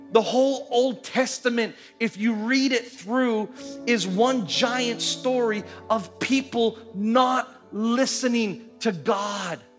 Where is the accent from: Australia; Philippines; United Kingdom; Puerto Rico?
Philippines; When I grew up here in the Philippines in the late 80s and the early 90s, a ton, ton of kidnapping.